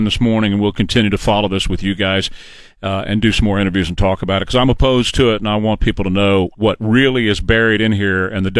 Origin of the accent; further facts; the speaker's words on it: Texas, United States; from Texas.